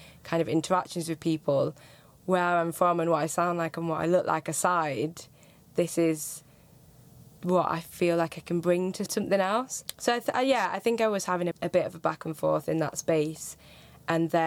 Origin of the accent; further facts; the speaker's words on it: Manchester, North West England, United Kingdom; accent: Northern; moved away as an adult; now in London, United Kingdom; I'm originally from Manchester, so there's Northern accents